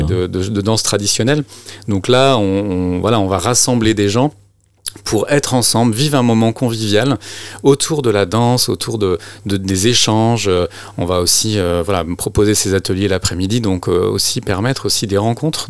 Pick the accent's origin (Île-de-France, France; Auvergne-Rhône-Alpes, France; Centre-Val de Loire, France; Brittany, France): Brittany, France; je suis breton, mais euh, on est deux bretons en fait dans l'association